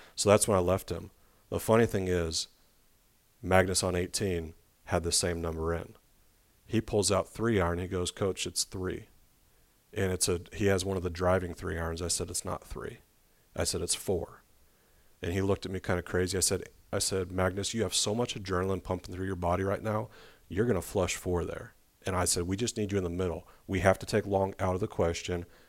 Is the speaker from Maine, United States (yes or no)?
no; Arizona, United States; now in Little Rock, United States; I'm from Arizona